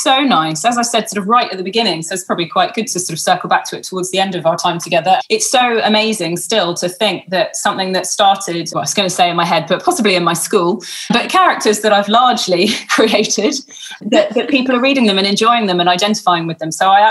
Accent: England, United Kingdom; now in Australia; I'm only on a temporary visa because I'm English. So we can't even come over to Sydney or Melbourne, or so very much trapped within West Australia

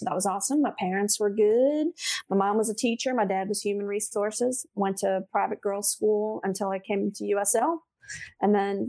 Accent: New Orleans, Louisiana, United States; New Orleans East. I say East because we're all very proud of the East.

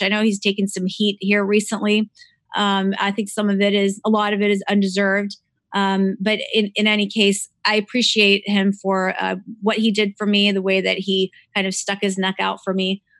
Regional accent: Cleveland, Ohio, United States; I was not born in Romania. I was born actually in Cleveland, Ohio

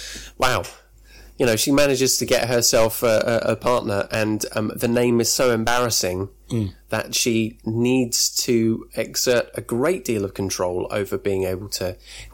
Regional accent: United Kingdom; we're two British guys

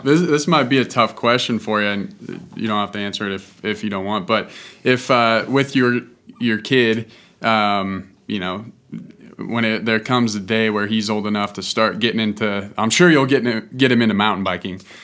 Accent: Boulder, Colorado, United States; I grew up in Boulder where mountain biking is pretty pretty popular.

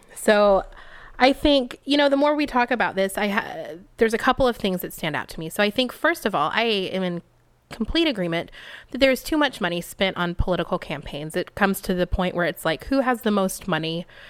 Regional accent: Texas, United States; moved away as an adult; now in California, United States; I come from Texas

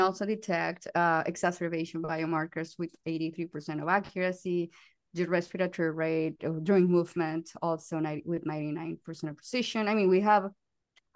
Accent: Colombia; English is a second language; moved away; I'm from Colombia, as you can notice by the accent

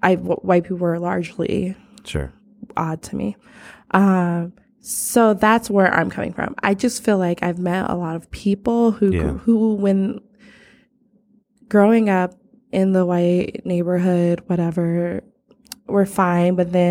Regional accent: Chicago, Illinois, United States; I grew up on the South Side of Chicago.

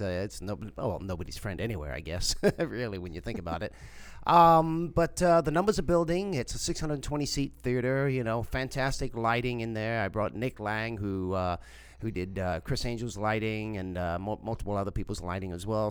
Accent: South Africa; born or raised there; moved away; also born or lived in England

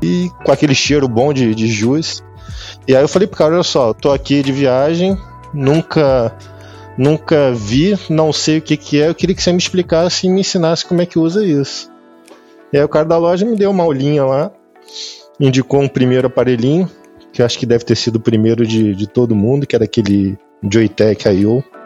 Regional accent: Rio de Janeiro, Brazil; moved away as an adult; also born or lived in São Paulo; now in Lisbon, Portugal; Sou carioca, sou carioca, sou nascido e criado na, no Rio

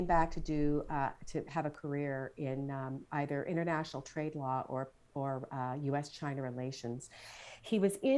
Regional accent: Toronto, Ontario, Canada; now in Philadelphia, United States; I live just outside of Philadelphia, so I'm in Pennsylvania, originally from Toronto. I'm a Canadian.

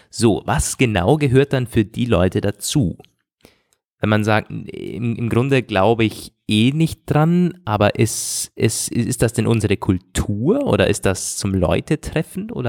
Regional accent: Austria; Und das ist bei uns in Österreich und so nicht anders.

